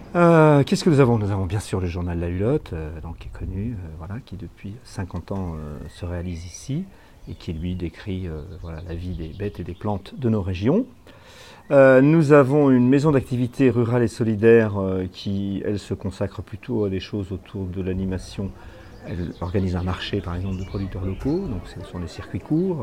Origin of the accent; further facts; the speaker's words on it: north-east France, France; also born or lived in Perpignan, France / Boult-aux-Bois, Ardennes, France; je suis né à Perpignan, toute ma famille vient du sud, mais je suis arrivé dans le nord-est de la France euh, à l'âge de 6 mois et depuis je n'en ai plus bougé.